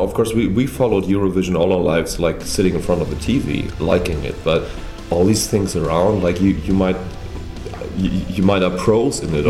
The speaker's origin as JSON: {"language": "English", "town": "Munich", "region": "Bavaria", "country": "Germany", "tie": "born or raised there", "also_born_or_lived": "Hamburg", "moved": "yes", "said": "I grew up in Munich"}